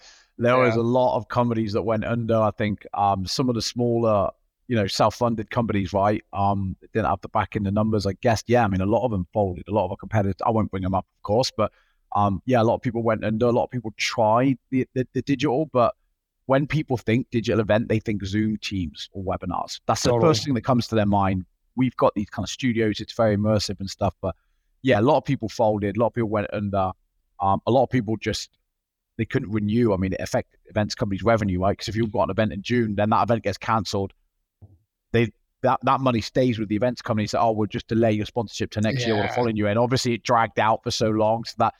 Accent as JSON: {"language": "English", "country": "Australia", "said": "Yeah, I'm the Aussie."}